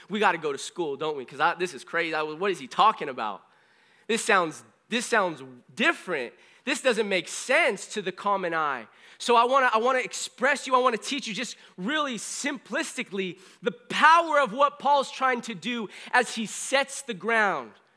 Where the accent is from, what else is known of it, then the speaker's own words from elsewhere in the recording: California, United States; also born or lived in Springfield, Missouri; I was from California